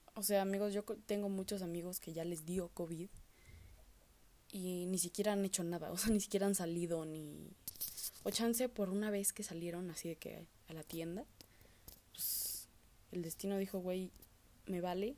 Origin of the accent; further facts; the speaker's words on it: Mexico; como los mexicanos